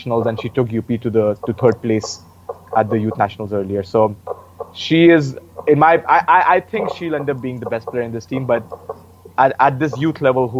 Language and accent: English; Uttar Pradesh, India; She's from my home state of UP.